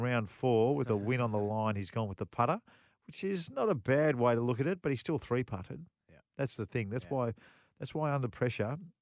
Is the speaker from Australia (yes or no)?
yes; Australia; as an Australian